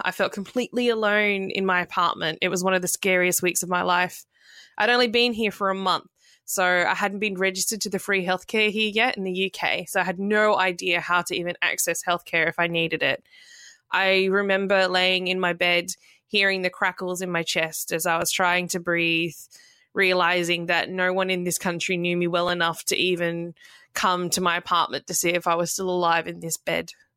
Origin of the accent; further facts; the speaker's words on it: Australia; moved away as an adult; now in London, United Kingdom; I'm a registered nurse originally from Australia